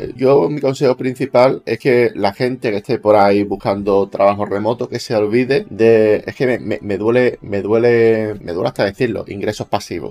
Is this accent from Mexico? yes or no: no; Spain; mi país, en España